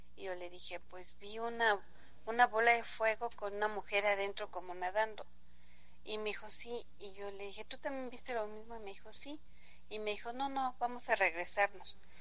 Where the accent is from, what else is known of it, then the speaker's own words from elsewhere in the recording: Mexico City, Mexico; yo soy de la Ciudad de México y cuando vengo acá al, al municipio de Zempoala